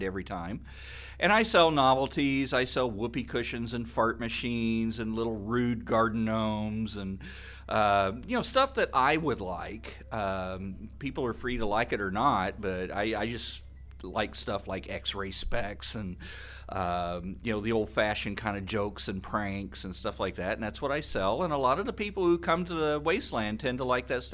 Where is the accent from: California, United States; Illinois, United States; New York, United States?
Illinois, United States; moved away; I'm originally from Illinois, and we didn't have very many horror hosts